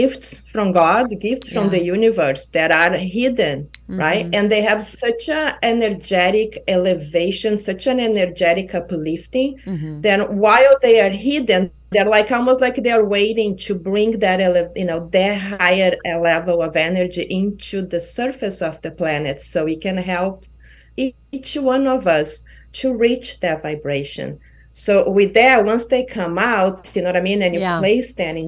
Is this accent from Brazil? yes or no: yes; Brazil; also born or lived in Kauai, Hawaii; now in Hanalei, United States; from Brazil because it was, you know, my home country